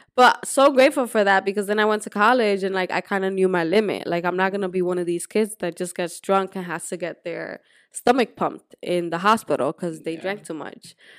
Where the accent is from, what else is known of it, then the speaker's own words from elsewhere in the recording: Dominican Republic; moved away; also born or lived in Puerto Rico; So I grew up in Dominican Republic, but I was born in Puerto Rico.